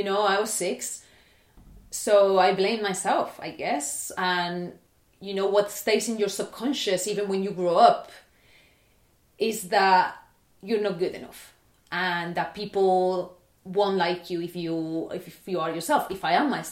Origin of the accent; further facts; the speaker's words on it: Barcelona, Catalonia, Spain; I was born in Barcelona in 1994